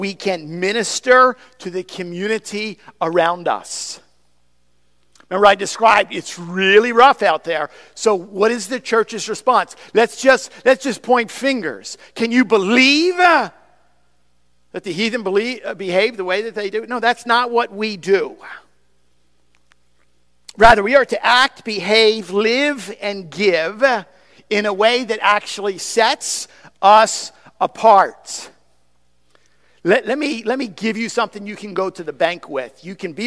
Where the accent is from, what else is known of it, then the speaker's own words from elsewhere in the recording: United States; as an American, in American society